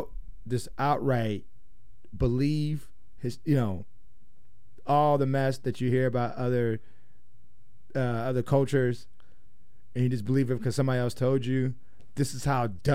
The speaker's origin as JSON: {"language": "English", "region": "Indiana", "country": "United States", "said": "I'm from Indiana."}